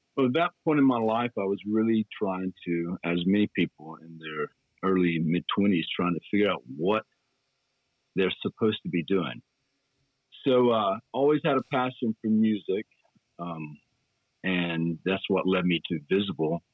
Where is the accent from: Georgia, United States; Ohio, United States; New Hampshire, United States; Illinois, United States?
Georgia, United States; Dalton; moved away as an adult; also born or lived in Atlanta, Georgia / Knoxville, Tennessee; born and raised in Dalton